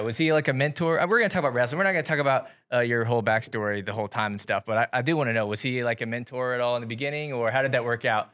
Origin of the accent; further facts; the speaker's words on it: Iowa, United States; growing up in Iowa, we get spoiled